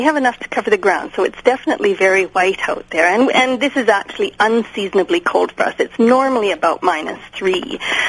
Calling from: Edmonton, Alberta, Canada; I'm calling from Western Canada, more specifically Edmonton

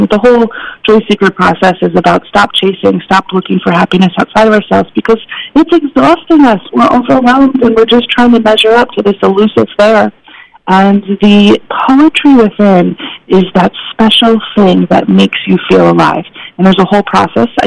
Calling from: Portland, Oregon, United States; i'm in portland oregon so it's definitely okay. rainy out here

